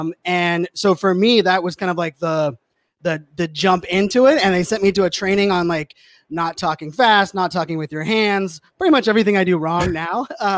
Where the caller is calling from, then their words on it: Virginia, United States; So I'm right outside DC, Northern Virginia. So like near Dulles Airport area.